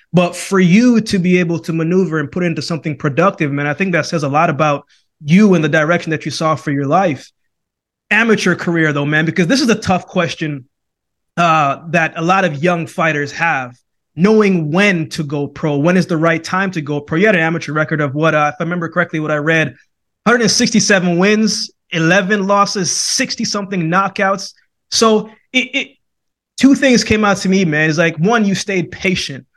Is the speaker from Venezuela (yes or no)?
no; Jamaica; originally I was born in Jamaica